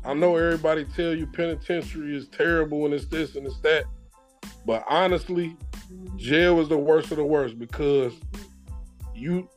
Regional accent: Westchester, New York, United States; now in Ohio, United States; we grew up in Westchester, but really, we grew up in One of the Hills

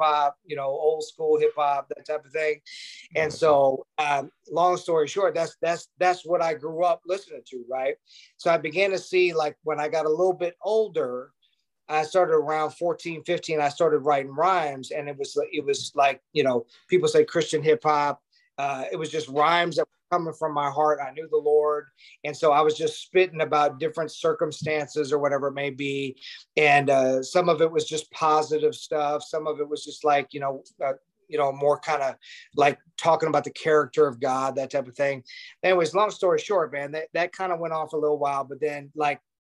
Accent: Jacksonville, Illinois, United States; I was going to this Baptist church in my hometown of Jacksonville, Illinois, a little small town in Illinois, outside of Springfield

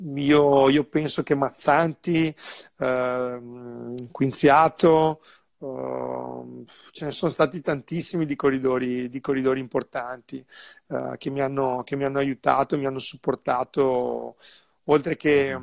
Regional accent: Sandrigo, Veneto, Italy; also born or lived in Bassano del Grappa / Monaco; sono di Sandrio, però ho vissuto un po' di anni a Bassano, quindi io mm. sono molto, molto legato al mio territorio

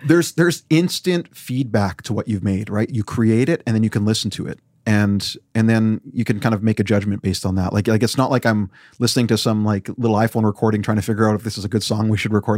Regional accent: Weyburn, Saskatchewan, Canada; moved away; I grew up there when there was very few brown people

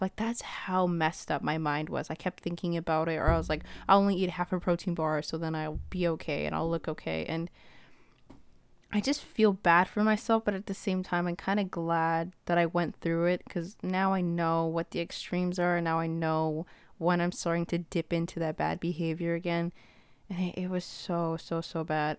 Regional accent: Ethiopia; I'm from Ethiopia

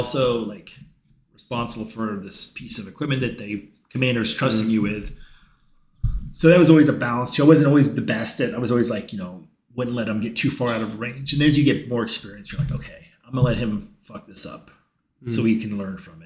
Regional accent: Apple Valley, California, United States; moved away as an adult; also born or lived in Tennessee; now in Omaha, United States; I grew up in Apple Valley

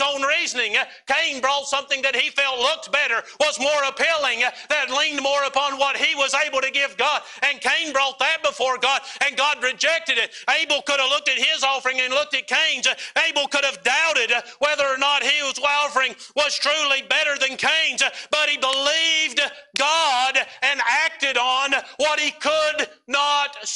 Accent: United States; as American Christians

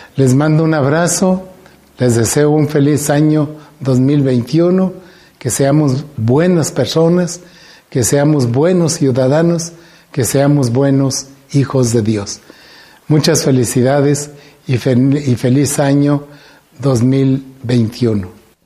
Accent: Guanajuato, Mexico; como mexicanos, como guanajuatenses

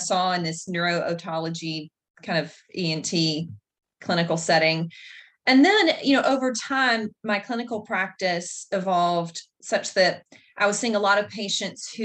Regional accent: Mississippi, United States; I was born and raised in Mississippi

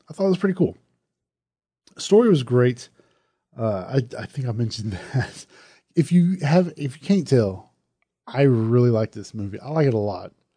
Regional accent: Southern, United States; accent: Southern; my Southern accent

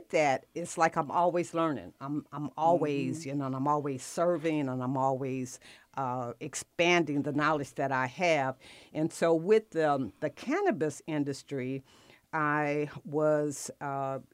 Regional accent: Los Angeles, California, United States; now in Atlanta, United States; I'm born and raised in Watts, California

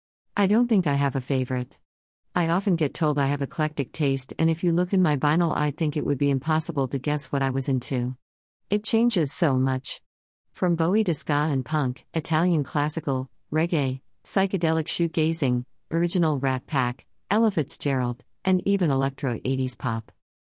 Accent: Sheffield, Yorkshire and the Humber, United Kingdom; I live in Sheffield, born and bred.

